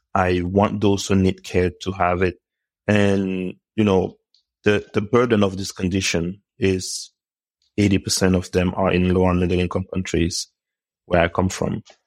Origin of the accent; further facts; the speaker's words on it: Cameroon; I was born in Cameroon, uh, many years ago, and I grew up at home